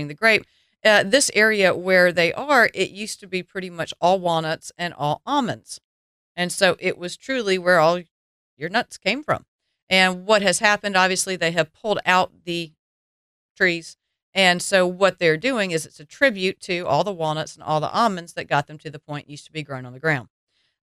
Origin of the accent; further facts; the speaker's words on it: the South, United States; accent: Southern; my Southern accent